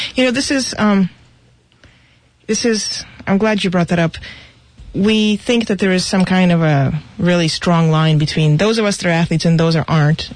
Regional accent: Russia; moved away; I was going to be a ballerina because I grew up in Russia

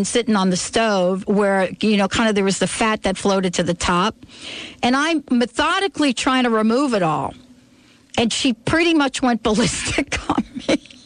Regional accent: New Jersey, United States; now in Seattle, United States; I grew up in New Jersey, and we barbecue 24/7

